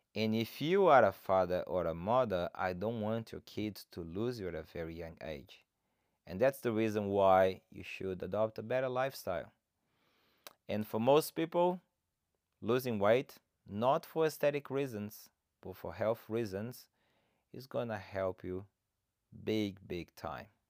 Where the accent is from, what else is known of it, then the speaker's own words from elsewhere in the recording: Brazil; English is a second language; moved away; I'm originally from Brazil. that's why I have this funny accent.